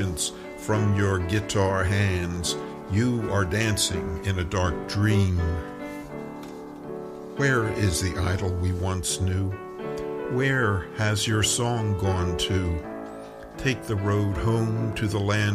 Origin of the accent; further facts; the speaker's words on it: Richmond, Virginia, United States; I'm from Richmond, Virginia.